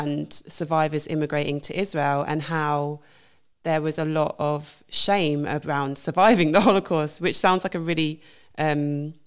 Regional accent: United Kingdom; coming from the UK

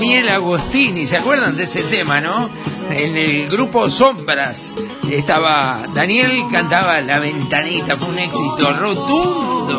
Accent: Uruguay

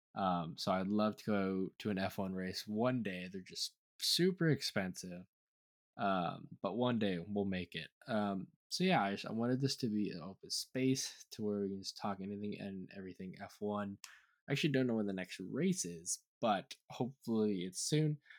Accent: United States; I am an American

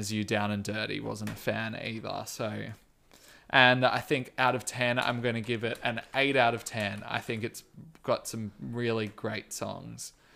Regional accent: Australia; I am Australian

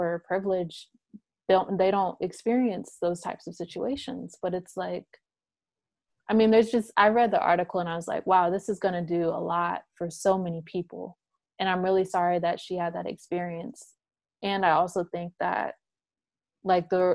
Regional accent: North Carolina, United States; also born or lived in California / Connecticut; I'm originally from California, but I grew up between Connecticut and North Carolina

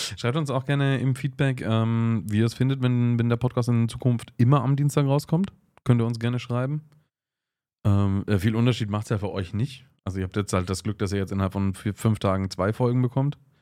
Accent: Augsburg, Bavaria, Germany; bei uns in Augsburg

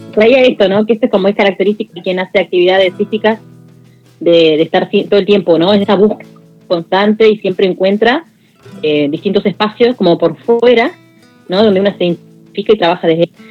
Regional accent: Allen, Río Negro, Argentina; Allen es mi ciudad natal mi tierra natal soy allense también

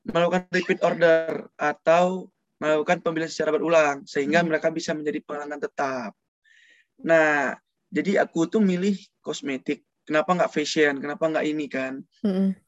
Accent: Padang, West Sumatra, Indonesia; Aku berasal dari Padang, Sumatera Barat.

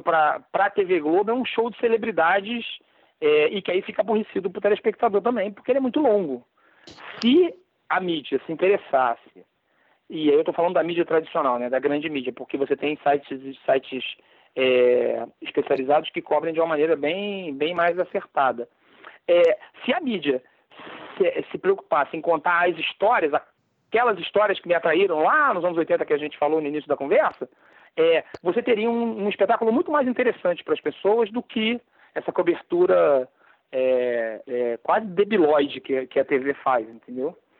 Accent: Brazil; nós brasileiros

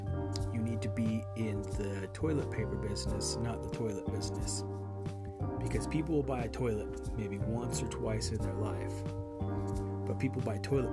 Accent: Ogden, Utah, United States; my hometown, Ogden, Utah

